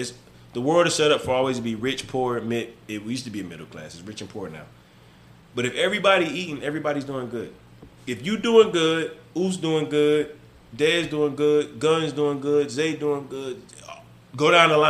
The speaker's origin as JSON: {"language": "English", "region": "the South", "country": "United States", "said": "I'm from the South"}